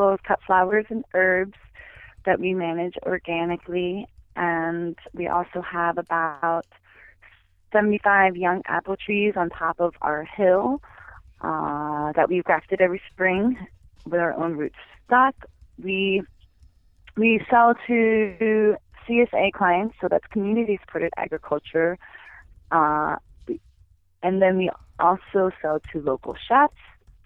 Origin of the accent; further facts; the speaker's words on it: New Jersey, United States; moved away as an adult; also born or lived in Pennsylvania; now in Montana, United States; I grew up in New Jersey